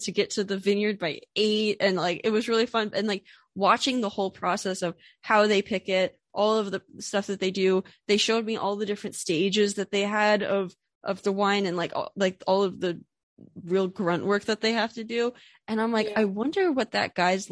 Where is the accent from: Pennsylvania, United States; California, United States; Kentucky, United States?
Pennsylvania, United States; I'm from Pennsylvania. I grew up in Pennsylvania, and now I live in Philadelphia